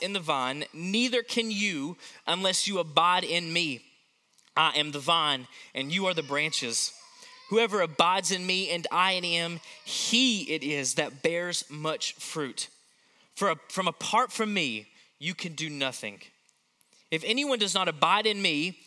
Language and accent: English; Knoxville, Tennessee, United States; growing up in Knoxville, Tennessee, we had a pear tree in our front yard